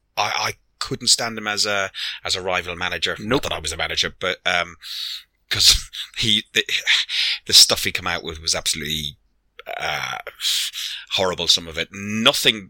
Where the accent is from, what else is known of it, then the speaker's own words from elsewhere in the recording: Ireland; I'm Irish. I'm old.